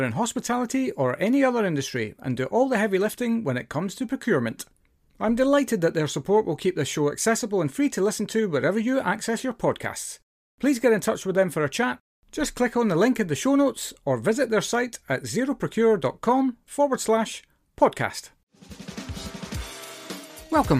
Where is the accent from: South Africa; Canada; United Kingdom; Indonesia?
United Kingdom; Scotland; now in London, United Kingdom; Every time I go back to Scotland, I'm like, it's nice to be back